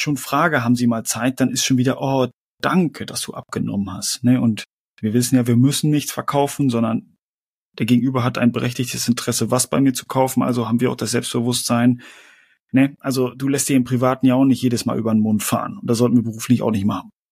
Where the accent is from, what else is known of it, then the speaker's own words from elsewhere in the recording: Germany; mir als Deutsche